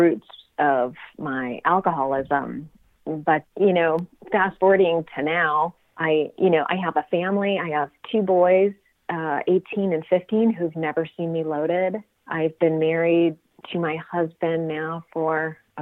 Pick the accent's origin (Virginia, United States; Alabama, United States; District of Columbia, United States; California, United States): California, United States; Sunnyvale; also born or lived in Cupertino; I actually grew up in Sunnyvale